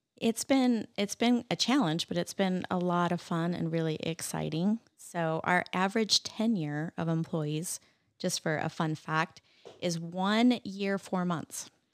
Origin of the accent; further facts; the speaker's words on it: Roy, Utah, United States; also born or lived in Layton, Utah / Clearfield, Utah; I grew up in, uh, Utah